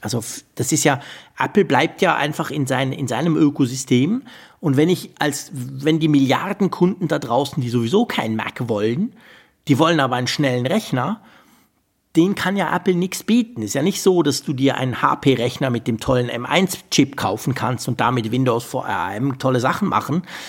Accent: Switzerland; bei uns in der Schweiz

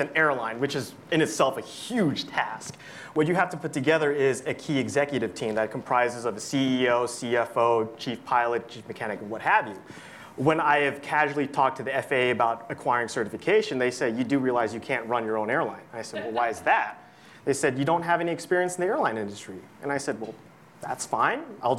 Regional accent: Cincinnati, Ohio, United States; Cincinnati, Ohio

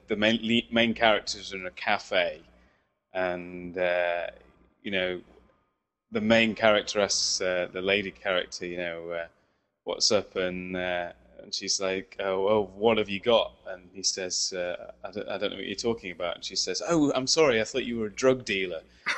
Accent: United Kingdom; accent: British; my accent and thought, creepy British guy

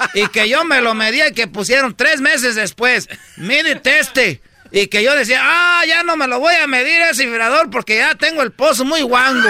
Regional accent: Michoacán, Mexico; ya sabe dónde soy yo, de Michoacán, ¿eh? La raza de Michoacán, con calidad

